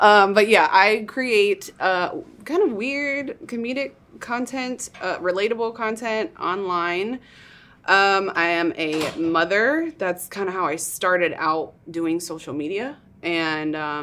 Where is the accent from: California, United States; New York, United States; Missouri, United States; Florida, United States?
New York, United States; moved away as an adult; now in Austin, United States; I grew up in New York.